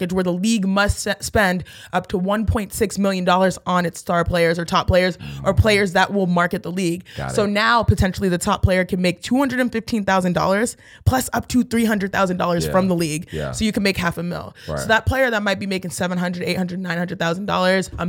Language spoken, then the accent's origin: English; Houston, Texas, United States; I'm from Houston.